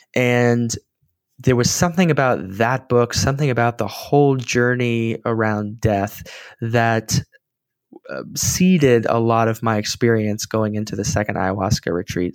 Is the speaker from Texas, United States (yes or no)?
yes; San Antonio, Texas, United States; I was back in my hometown of San Antonio